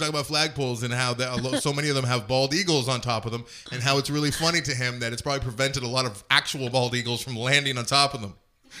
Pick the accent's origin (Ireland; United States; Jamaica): Ireland; I'm allowed to say that because I am an Irish person and I drink a lot.